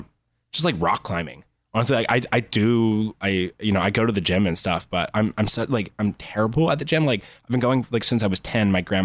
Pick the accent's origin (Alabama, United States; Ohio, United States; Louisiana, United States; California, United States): Alabama, United States; Phenix City; also born or lived in Los Angeles; I'm actually from like, if I had to pick a place, I'd say Phoenix City, Alabama, which is like a little tiny nowhere town.